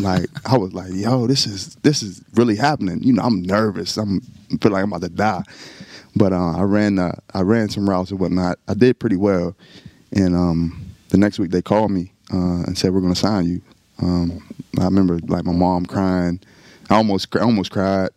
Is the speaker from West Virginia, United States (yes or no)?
yes; northern West Virginia, United States; now in Texas, United States; I'm from West Virginia. It's you know I'm from the mountains